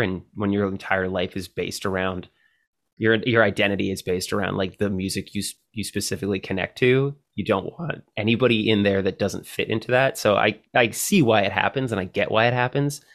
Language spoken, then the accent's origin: English; Canada; as a Canadian